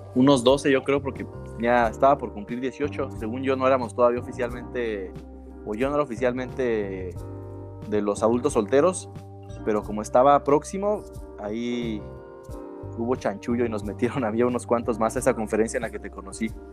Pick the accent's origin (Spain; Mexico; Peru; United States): Mexico; Uruapan, Michoacán; moved away as an adult; also born or lived in Playa del Carmen / Guadalajara; estuve en Uruapan, de donde soy